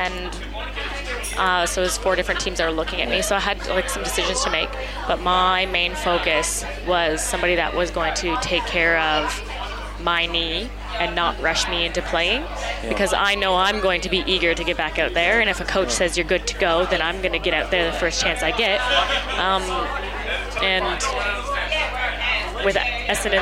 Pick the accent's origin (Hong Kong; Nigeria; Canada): Canada; now in Australia; being Canadian